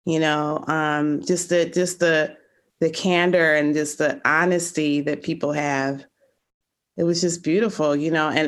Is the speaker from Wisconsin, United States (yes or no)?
no; Chicago, Illinois, United States; I grew up in Lakeview. I went to Von Steuben High School